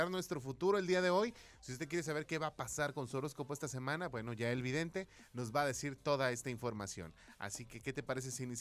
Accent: Mexico; Somos orgullosamente mexicanos.

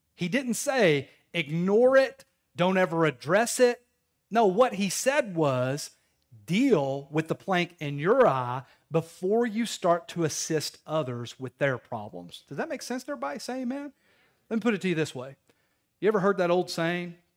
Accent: Knoxville, Tennessee, United States; moved away as an adult; now in Crossville, United States; I'm from Knoxville

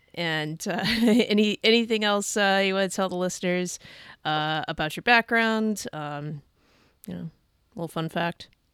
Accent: California, United States; moved away; also born or lived in Idaho; I'm originally originally from California

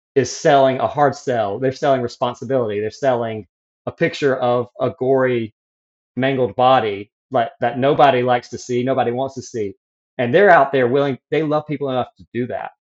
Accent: near Atlanta, Georgia, United States; moved away as an adult; also born or lived in South Carolina; I grew up near Atlanta, Georgia, in a Christian homeschool family

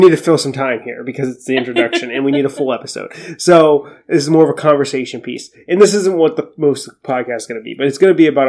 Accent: Ohio, United States; I'm originally from Ohio

